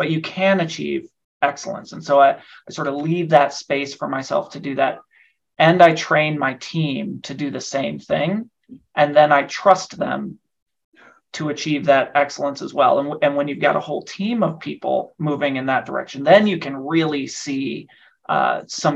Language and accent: English; Nebraska, United States; also born or lived in Washington, D.C.; now in Denver, United States; I'm originally from Nebraska.